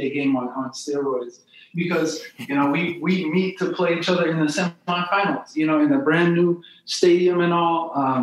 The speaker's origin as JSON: {"language": "English", "town": "St. Louis", "region": "Missouri", "country": "United States", "tie": "born or raised there", "said": "I'm a city kid, you know, so I grew up in South St. Louis"}